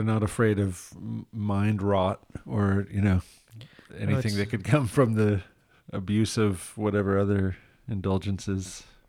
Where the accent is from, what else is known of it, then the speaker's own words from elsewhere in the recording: Midwest, United States; And I came from the Midwest where people put their dogs in the yard.